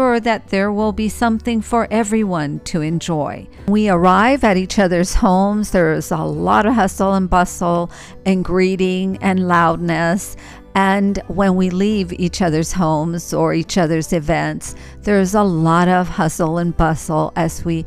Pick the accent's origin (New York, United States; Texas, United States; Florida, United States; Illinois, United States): Texas, United States; El Paso; moved away; my hometown of El Paso, Texas